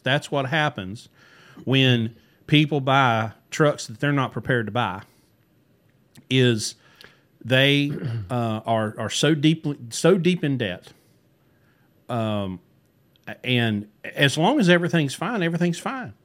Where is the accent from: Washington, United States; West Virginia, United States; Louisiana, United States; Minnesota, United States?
West Virginia, United States; growing up in West Virginia